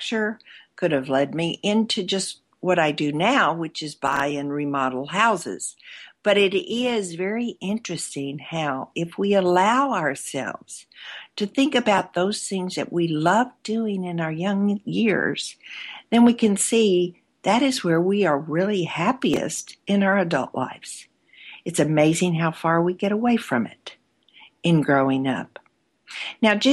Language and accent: English; Arkansas, United States; When I was a little girl, growing up in Arkansas